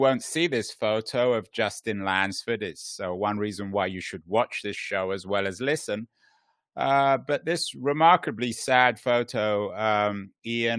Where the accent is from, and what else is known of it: United Kingdom; moved away